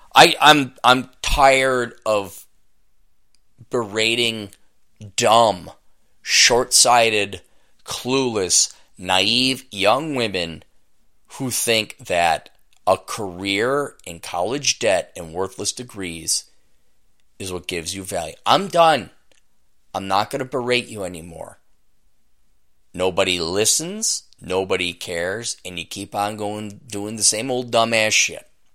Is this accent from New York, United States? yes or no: no; Minneapolis–Saint Paul, Minnesota, United States; I'm from the Twin Cities